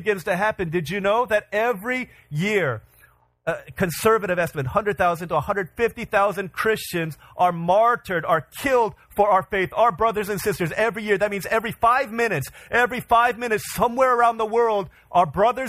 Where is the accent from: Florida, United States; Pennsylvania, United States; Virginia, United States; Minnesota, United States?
Virginia, United States; moved away; I grew up in Virginia. 25 years of my life was spent in Virginia.